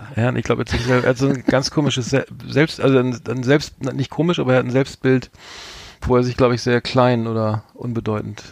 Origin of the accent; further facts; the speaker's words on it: Bremen, Germany; ich als Bremer